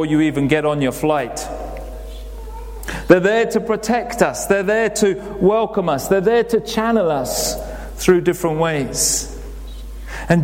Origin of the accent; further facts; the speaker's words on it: England, United Kingdom; we're very English